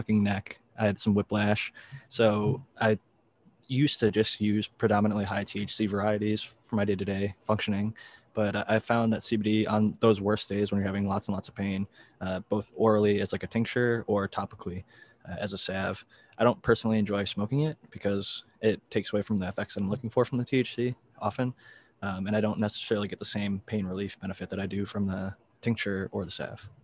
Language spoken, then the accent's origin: English; Midwest, United States; I grew up in the Midwest.